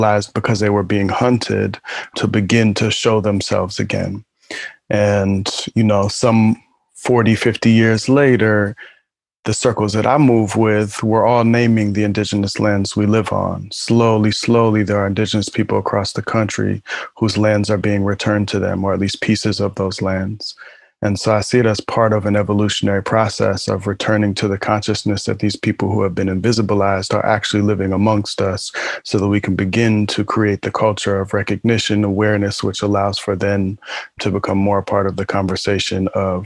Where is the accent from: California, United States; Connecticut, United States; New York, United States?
California, United States; El Sobrante, near Oakland; I'm in El Sobrani, just outside of Oakland, my birthlands